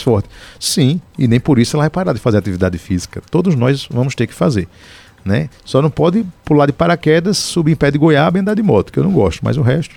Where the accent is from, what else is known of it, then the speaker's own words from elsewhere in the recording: Paraíba, Brazil; lá na minha terra, na Paraíba